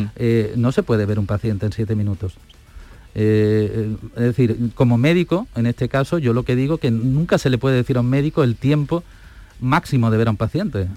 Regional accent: Estepona, Andalusia, Spain; also born or lived in Alicante / Granada; now in Seville, Spain; Yo soy nacido en Alicante, pero he vivido toda la vida en Andalucía. Mi padre era médico, yo digo de los de verdad, de atención primaria, de ahí que me solidarice con mis compañeros tanto, porque resulta he vivido en Estepona, en Málaga, que para mí es pues mi casa, por decirlo, de mi infancia

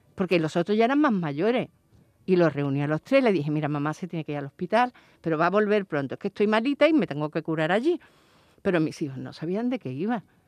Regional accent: Seville, Andalusia, Spain; moved away; yo soy de la Alameda de Hércules

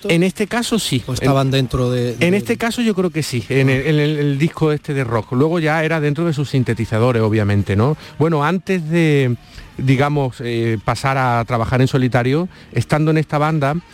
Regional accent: Andalusia, Spain; accent: Andalusian; Sex, sí, es que perdona por mi acento andaluz, pero me, como las X, la S

